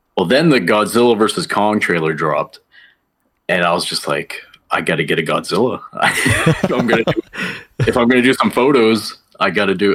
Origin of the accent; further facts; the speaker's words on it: Fort Kent, Maine, United States; moved away; my hometown is Fort Kent, Maine, a little small town in northern Maine.